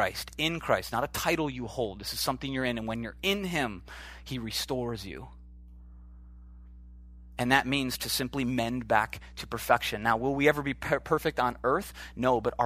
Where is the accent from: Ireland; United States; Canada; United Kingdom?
United States; Oshkosh, Wisconsin; moved away; I'm from the Midwest, just, you know, Oshkosh, Wisconsin